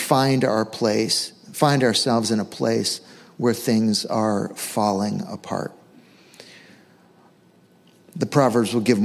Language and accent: English; Western Massachusetts, United States; I grew up in Western Mass, and our backyard was just woods